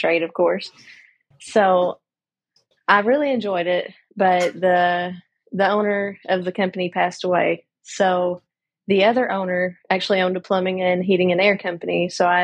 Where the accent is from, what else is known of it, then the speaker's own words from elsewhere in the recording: Kentucky, United States; accent: Southern; I'm from Kentucky